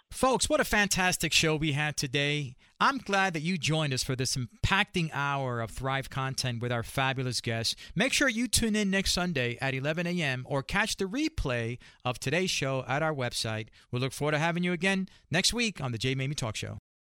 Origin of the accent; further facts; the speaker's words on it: Puerto Rico; I grew up in Latino community, I'm Puerto Rican